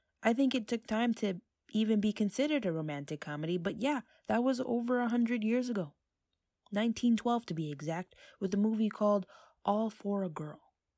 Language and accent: English; New York, United States; I talk about TV shows I love, music I enjoy, movies in their vastness, being a New Yorker, and much, much more.